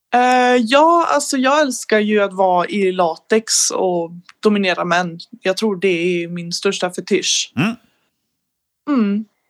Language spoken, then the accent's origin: Swedish; Sweden; jag är 19, från Sverige